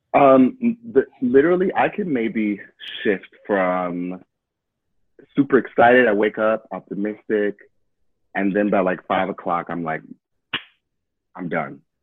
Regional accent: Detroit, Michigan, United States; moved away; I'm from Detroit. My family's from Detroit

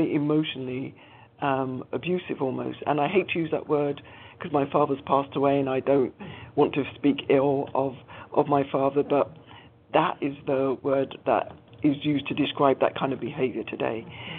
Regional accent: London, United Kingdom; So born and bred in London to two Caribbean parents, father Jamaican, mother St. Lucian, they both migrated to the UK in the 50s or the early 60s.

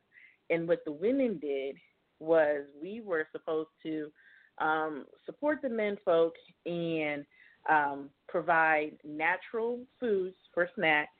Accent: Miami, Florida, United States; I am from Miami

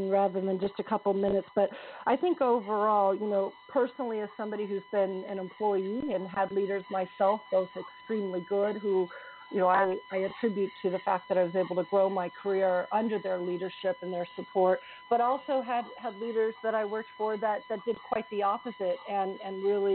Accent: California, United States; moved away as an adult; now in Dublin, Ireland; So I was born and raised in California until I moved to rainy Dublin, Ireland, about 5.5 years ago

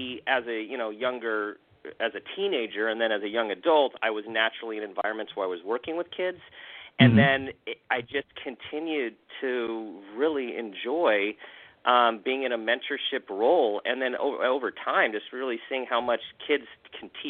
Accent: Southern California, United States; born and raised in Southern California, have a younger brother, two parents who's they're still living, and my folks are still living in the same place I grew up in.

